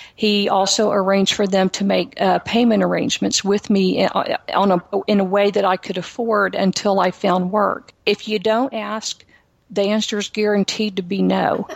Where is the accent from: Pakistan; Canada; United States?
United States; Houston, Texas; I am from Texas. I am a native Houstonian